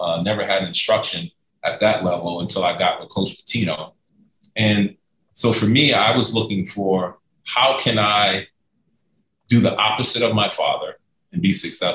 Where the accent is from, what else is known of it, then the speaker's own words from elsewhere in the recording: New York City, New York, United States; moved away as an adult; also born or lived in Lexington, Kentucky; growing up in New York City, growing up in Harlem